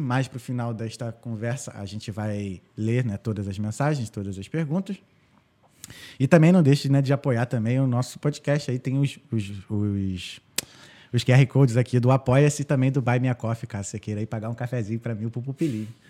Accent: Rio de Janeiro, Brazil; moved away as an adult; also born or lived in United States; eu sou do Rio de Janeiro

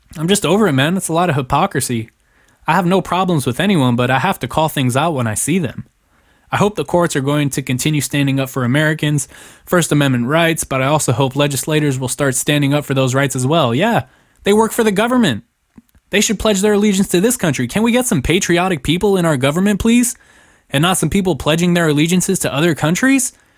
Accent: Germany; now in United States; I was born in Germany

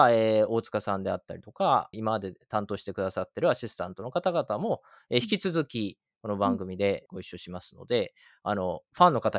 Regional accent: Japan; moved away as an adult; now in United States; 僕自身は日本で育って大学卒業して、海外とのつながりなんてほぼ海外旅行ぐらいしかなくて、

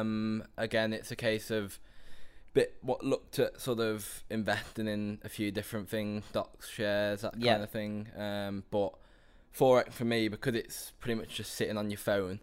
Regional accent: Telford, West Midlands, United Kingdom; I'm from Telford, which is just north of uh, Birmingham.

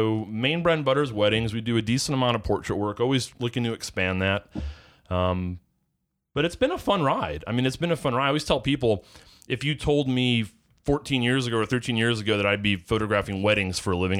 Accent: Cleveland, Ohio, United States; now in Charleston, United States; I am originally from the Cleveland, Ohio area, Northeast Ohio, which pretty much spent my whole upbringing there.

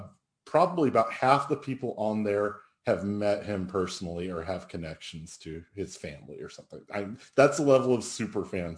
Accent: Oklahoma, United States; moved away; also born or lived in Austin; as an Oklahoman, you know, I am not Indian

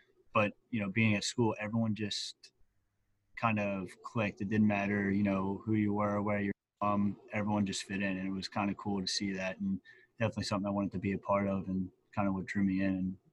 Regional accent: Horsham, Pennsylvania, United States; I'm from Horsham, PA. Right outside of Philly

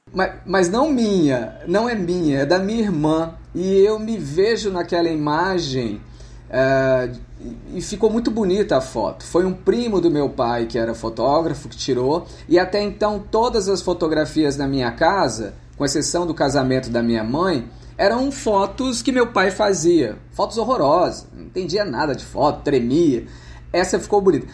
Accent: Franca, São Paulo, Brazil; Eu sou do interior de São Paulo, da cidade de Franca

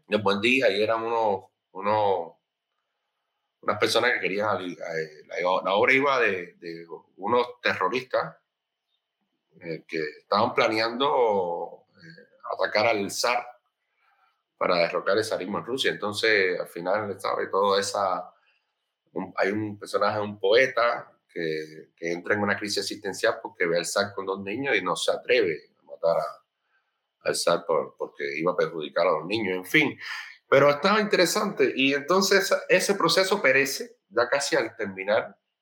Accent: Sagua la Grande, Villa Clara, Cuba; moved away as an adult; also born or lived in Havana; yo soy de Sagua la Grande, como ya bien dije antes, y del centro, de, la parte norte del centro del país.

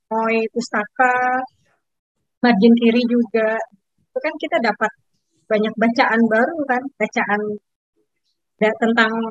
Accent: Jakarta, Indonesia; Dan aku lahir besar di Jakarta.

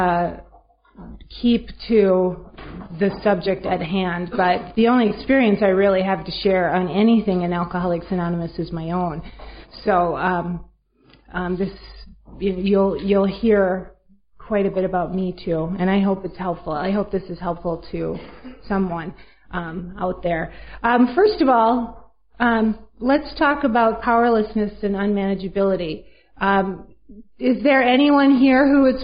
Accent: Minneapolis, Minnesota, United States; I'm from Minneapolis, Minnesota

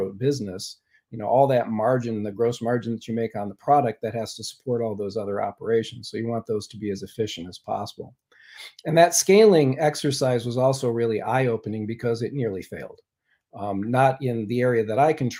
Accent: Ann Arbor, Michigan, United States; I hail from Ann Arbor

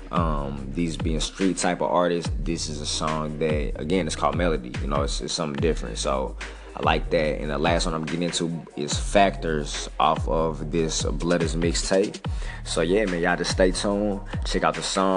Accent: St. Louis, Missouri, United States; I'm from St. Louis

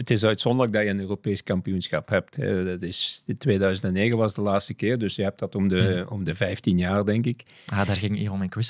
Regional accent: Flanders, Belgium; is dat een beetje, ging dat niet, niet verder en zijn we op, alleen als Vlamingen verder gegaan.

